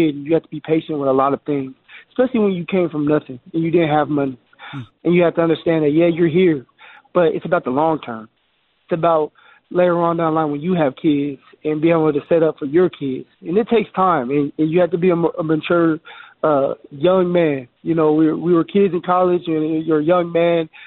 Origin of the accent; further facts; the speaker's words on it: Colorado, United States; here at my home state